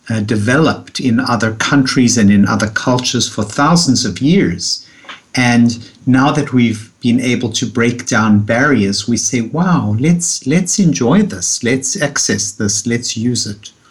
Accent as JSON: {"language": "English", "country": "South Africa", "moved": "as an adult", "lives_now": "New York, United States", "said": "after I came from South Africa, where I had had so much sunlight, and I came to New York and I saw the New York winters and I felt down."}